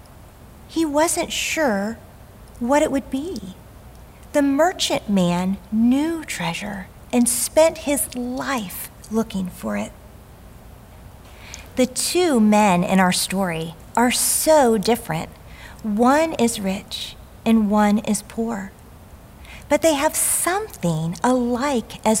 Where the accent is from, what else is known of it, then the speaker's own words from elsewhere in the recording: the South, United States; As a young girl growing up in the South